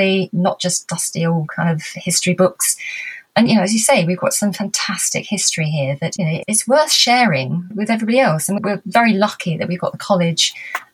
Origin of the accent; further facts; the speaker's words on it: Winchester, South East England, United Kingdom; moved away; I was born in Winchester, went away and came back again. You know, I've been here for over 20 years